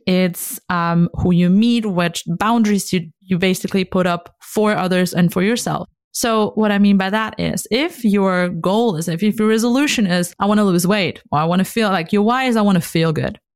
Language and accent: English; North Rhine-Westphalia, Germany; also born or lived in Hamburg; I was here in my hometown.